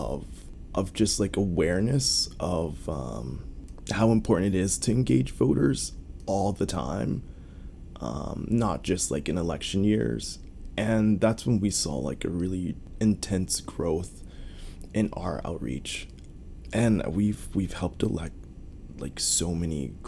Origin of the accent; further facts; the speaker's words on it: United States; as an American